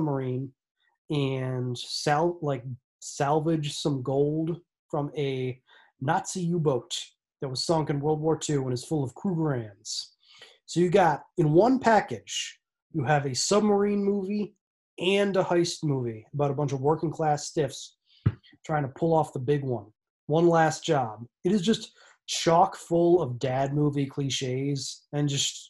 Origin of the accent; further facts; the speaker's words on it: United States; as an American person